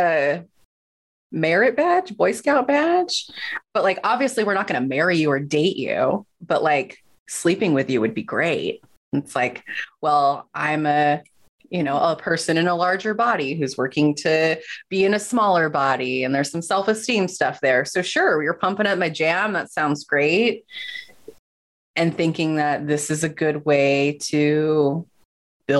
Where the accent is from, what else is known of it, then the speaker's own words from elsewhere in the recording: Southern California, United States; also born or lived in Utah / Los Angeles; I actually went to college in Utah, even though I am from Southern California